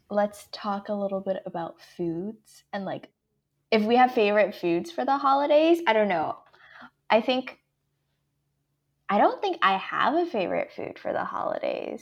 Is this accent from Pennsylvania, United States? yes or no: no; Atlanta, Georgia, United States; my inner southerner, I'm from Atlanta